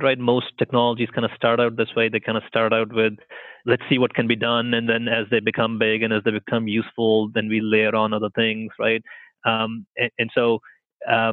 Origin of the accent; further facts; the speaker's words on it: India; moved away as an adult; now in Canada; I grew up in India